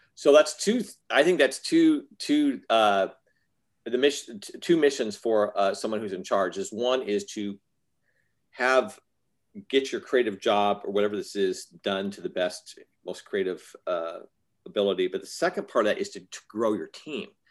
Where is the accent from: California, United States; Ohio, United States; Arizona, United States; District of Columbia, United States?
Arizona, United States; I was raised in Arizona